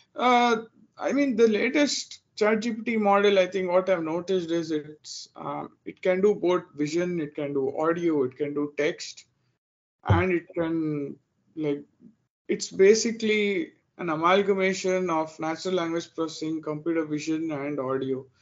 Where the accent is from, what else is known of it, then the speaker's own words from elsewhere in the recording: Bangalore, Karnataka, India; moved away as an adult; now in Dallas, United States; I'm originally from India. I was born and raised in uh, Bangalore in India